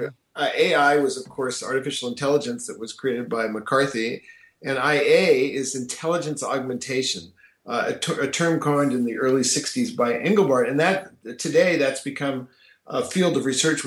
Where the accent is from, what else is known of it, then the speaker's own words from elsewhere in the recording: Palo Alto, California, United States; I grew up in Silicon Valley. I actually grew up in Palo Alto